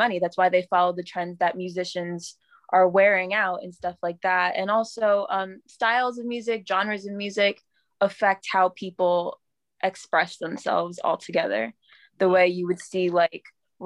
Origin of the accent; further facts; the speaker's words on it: New York City, New York, United States; I'm from Brooklyn, New York